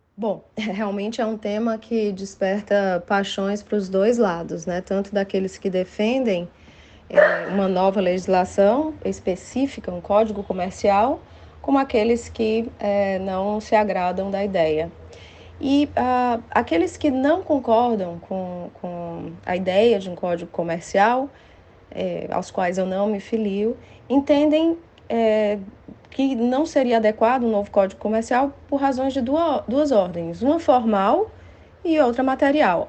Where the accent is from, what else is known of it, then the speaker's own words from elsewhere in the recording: Fortaleza, Ceará, Brazil; moved away as an adult; also born or lived in São Paulo; now in Fortaleza, Brazil; voltar para Fortaleza, que é a minha terra natal, onde eu fiz a graduação